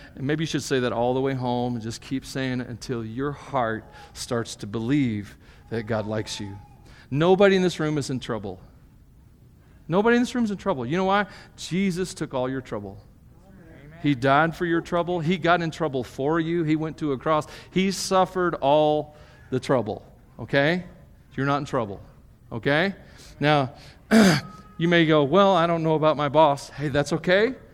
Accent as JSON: {"language": "English", "country": "United States", "said": "being a Christian as an American, as a Westerner"}